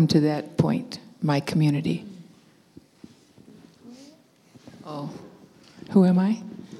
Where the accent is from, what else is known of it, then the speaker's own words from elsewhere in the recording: Southern California, United States; I'm from Southern California. We're extinct, that's why my community hasn't come to grips with tattooing yet. They're still horrified because we're Hollywood Indians